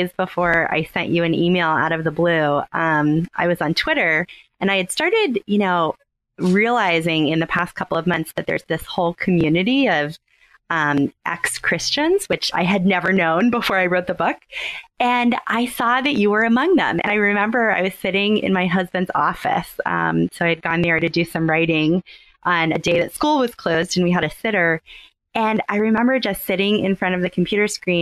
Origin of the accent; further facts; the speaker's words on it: Southern Maryland, United States; moved away as an adult; now in Houston, United States; I grew up in Southern Maryland, and I moved to Houston about 10 years ago for grad school